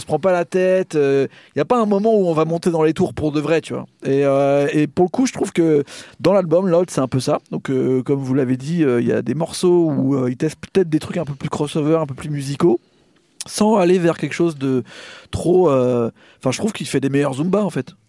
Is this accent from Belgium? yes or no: no; France; nous, en tant que Français